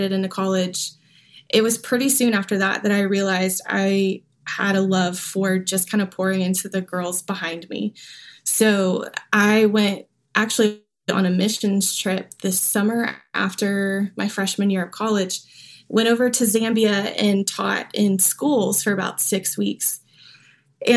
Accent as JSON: {"language": "English", "town": "Augusta", "region": "Georgia", "country": "United States", "tie": "born or raised there", "moved": "yes", "lives_now": "Nashville, United States", "said": "I grew up in Augusta, Georgia"}